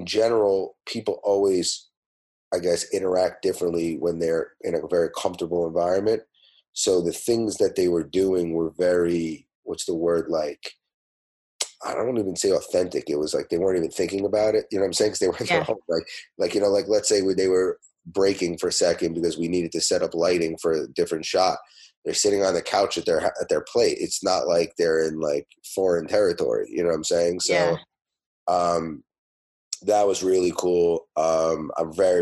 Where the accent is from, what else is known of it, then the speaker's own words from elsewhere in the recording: New York City, New York, United States; I'm a New Yorker